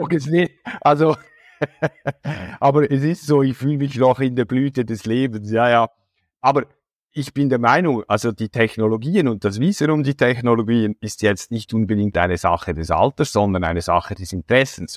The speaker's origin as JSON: {"language": "German", "country": "Switzerland", "said": "bei uns in der Schweiz"}